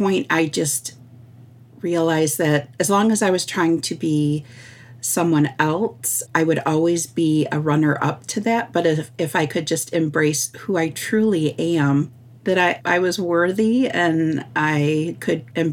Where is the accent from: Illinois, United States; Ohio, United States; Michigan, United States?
Michigan, United States; Sault Ste. Marie; I am from Sault Ste. Marie, Michigan, which is also known as the place of the rapids.